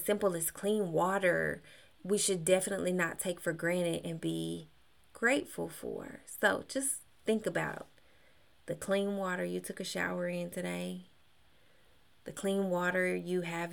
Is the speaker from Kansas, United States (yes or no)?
yes; Kansas, United States; also born or lived in Texas; now in Georgia, United States; I'm from Kansas